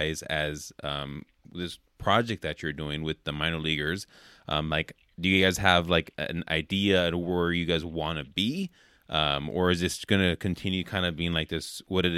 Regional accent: Oakland, California, United States; I grew up in the Oakland area in California

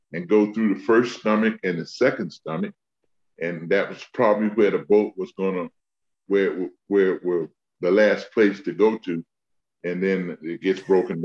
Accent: South Carolina, United States; all my people, the kids that I grew up with in South Carolina

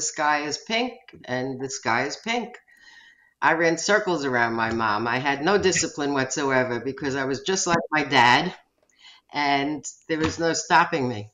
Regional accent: Long Island, New York, United States; I grew up on Long Island

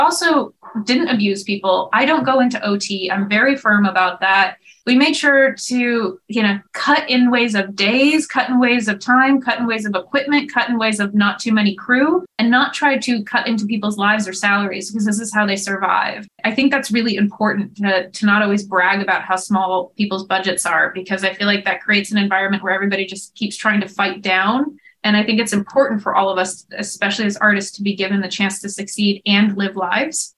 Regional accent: Topanga Canyon, California, United States; I'm from Topanga Canyon

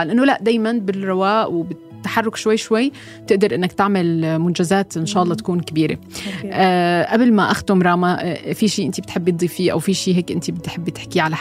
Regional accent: Syria; moved away; انا جاي من سوريا بعرف انجليزي كتير منيح ومعي ايلتس 8

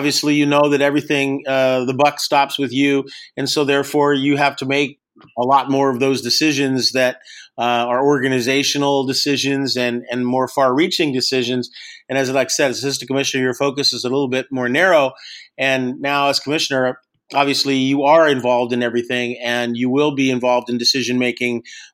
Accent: Long Beach, California, United States; I grew up in Long Beach

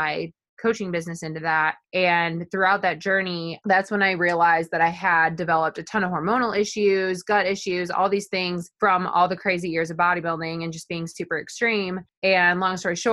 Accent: Oregon, Illinois, United States; moved away as an adult; now in St. Louis, United States; I am originally from Northern Illinois. I grew up on a farm in a really small town called Oregon, Illinois.

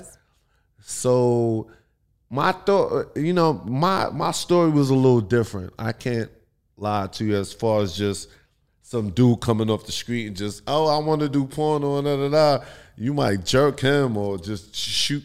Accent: New York, United States; moved away as an adult; now in California, United States; I'm from New York, and I moved to California

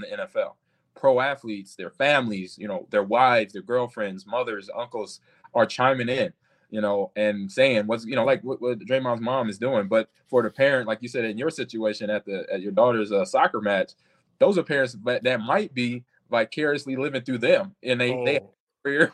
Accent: Omaha, Nebraska, United States; we all played for the same high school growing up in Omaha, Nebraska

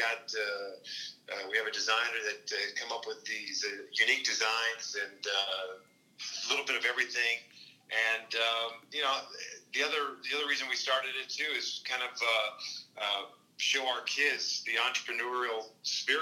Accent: Kansas, United States; moved away; We grew up in Kansas

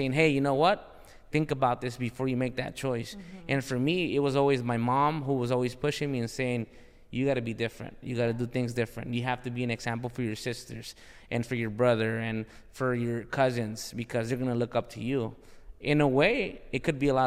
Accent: Los Angeles, California, United States; I'm from South Central

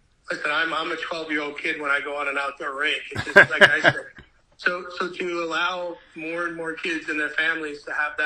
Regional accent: Michigan, United States; also born or lived in St. Louis, Missouri; I was born in St. Louis, raised in Michigan

